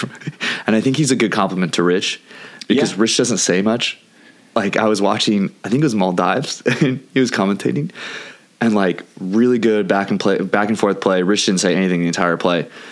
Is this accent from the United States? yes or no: yes; California, United States; accent: California; also born or lived in Santa Cruz; Lisa says I have a California accent